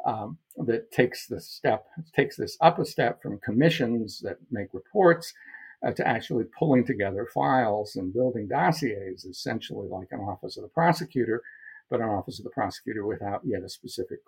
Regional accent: Iowa, United States; moved away; I came from Iowa

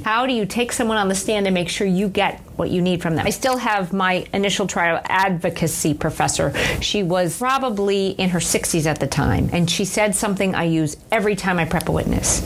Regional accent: Manhasset, New York, United States; I grew up in a town called Manhasset which okay. is in Nassau County

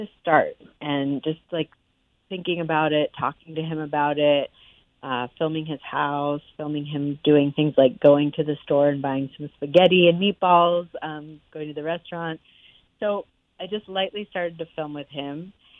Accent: Amherst, Massachusetts, United States; Well, I was actually born at Coolidge Dick, and I grew up in Amherst. And so this is my home.

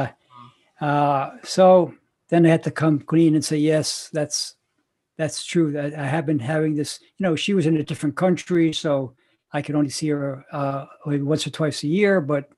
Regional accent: New York, United States; New York. That's my hometown

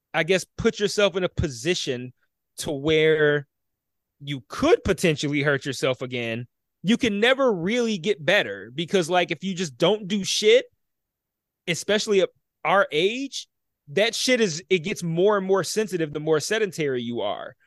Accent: Detroit, Michigan, United States; I grew up in Detroit

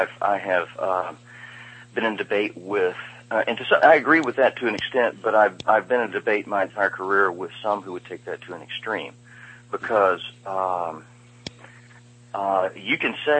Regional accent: Austin, Texas, United States; I came from Austin, Texas, where I got to see what happens when you put the hippies in charge.

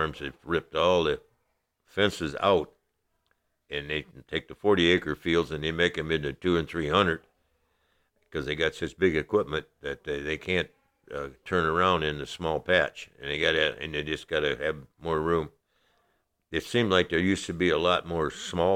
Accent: La Porte, Indiana, United States; I'm from LaPorte, Indiana. I have lived here 83 years. I was born and raised in LaPorte County.

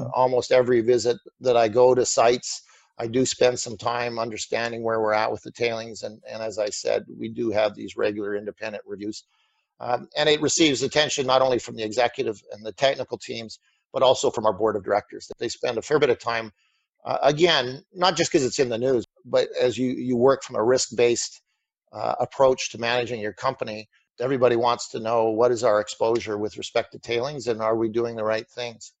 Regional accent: Canada; being a Canadian

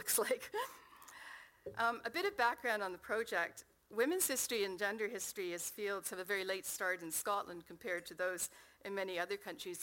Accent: Canada; accent: Canadian; As you can tell from my accent, that's where I come from.

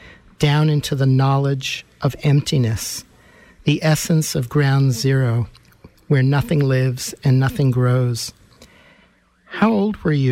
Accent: New York City, New York, United States; growing up in New York City

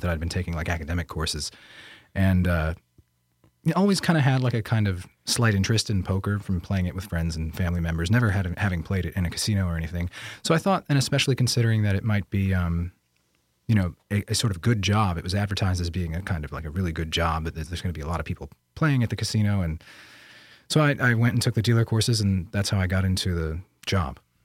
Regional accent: Bangor, Pennsylvania, United States; I was born in 1989 in Bangor, Pennsylvania

